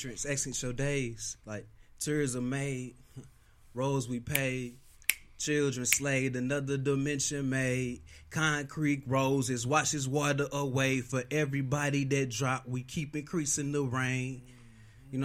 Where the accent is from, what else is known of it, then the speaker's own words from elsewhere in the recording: Las Vegas, Nevada, United States; growing up in Las Vegas